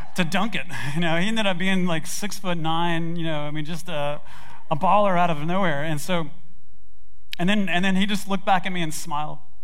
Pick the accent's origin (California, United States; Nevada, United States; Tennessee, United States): Tennessee, United States; Memphis; I grew up in Memphis, Tennessee, in Germantown